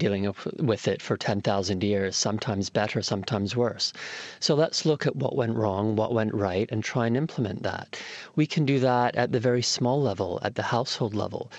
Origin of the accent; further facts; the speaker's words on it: Toronto, Ontario, Canada; I grew up in Toronto in Canada